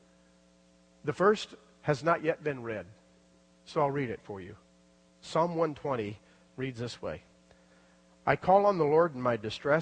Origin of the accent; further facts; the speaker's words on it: South Florida, United States; also born or lived in Louisville, Kentucky; I was raised in South Florida, but I was born in Louisville, Kentucky.